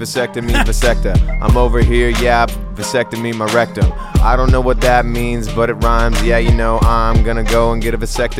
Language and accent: English; Ukraine; I'm from the Ukraine.